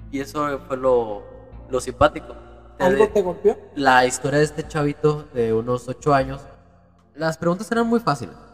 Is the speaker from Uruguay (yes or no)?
yes; Uruguay; a mi abuelito que lo dejamos en, en, en, Uruguay, ¿no? Venimos de Uruguay